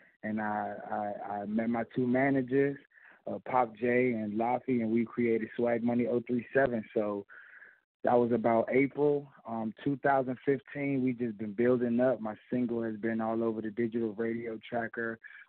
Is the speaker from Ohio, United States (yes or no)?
no; Washington, District of Columbia, United States; also born or lived in Westmoreland, Jamaica; Originally, I'm from Washington, D.C. But I was back growing up, it was back and forth